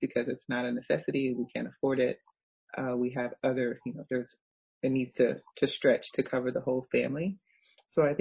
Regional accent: United States; I'm African American

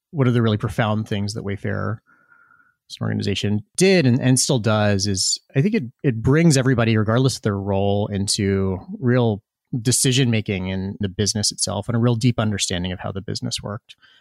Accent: Tazewell County, Virginia, United States; I grew up in rural Virginia. I grew up in Cole Country

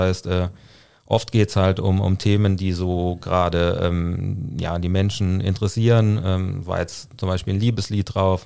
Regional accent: Saarland, Germany; ich komme äh, gebürtig aus dem Saarland

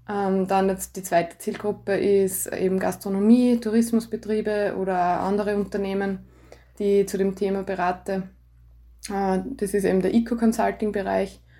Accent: Landl, Styria, Austria; also born or lived in Graz, Austria; now in Gams, Austria; ich bin gebürtige Landlerin, wohne jetzt in der Gams mit meiner Familie, mit meinem Mann und meiner Tochter.

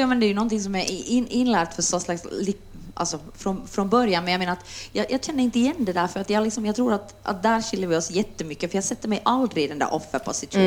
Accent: Jakobstad, Ostrobothnia, Finland; now in Helsinki, Finland; jag är från Österbotten och när jag kom hit så, så förstod jag inte ens vad folk sa.

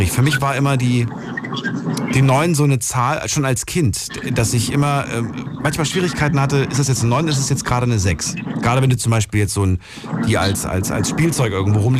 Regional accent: Lohmar, North Rhine-Westphalia, Germany; Ich komme aus Birk.

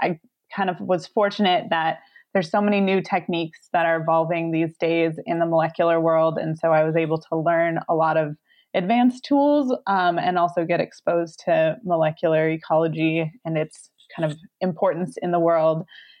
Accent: Minneapolis, Minnesota, United States; moved away as an adult; also born or lived in Oklahoma; now in Idaho, United States; I'm from Minneapolis

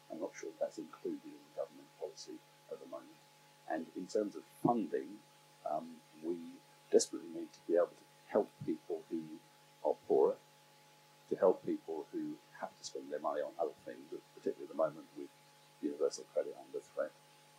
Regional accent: Southampton, South East England, United Kingdom; I'm from Southampton, Itchen, CLP.

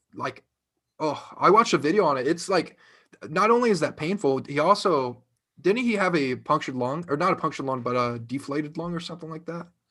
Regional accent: Ohio, United States; born or raised there

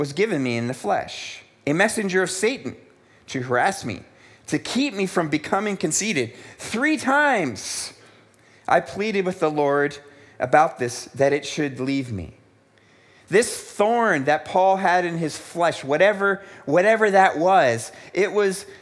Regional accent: United States; moved away as an adult; also born or lived in South Africa; growing up in America where life was generally good

